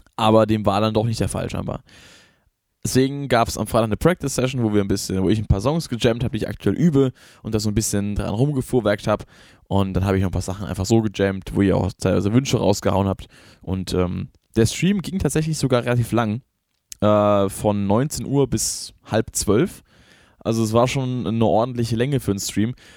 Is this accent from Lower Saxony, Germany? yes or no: no; Rhineland-Palatinate, Germany; ich bin selber kein Hesse, deswegen ist, ist es nicht, ich sage das nicht, weil ich daherkomme und deswegen das verteidigen muss, ich bin Pfälzer.